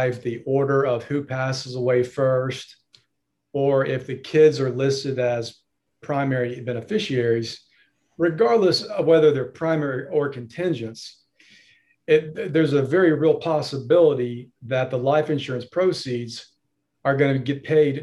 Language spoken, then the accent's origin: English; Greenville, South Carolina, United States; also born or lived in Charleston / Denver; I'm a lawyer in the Greenville area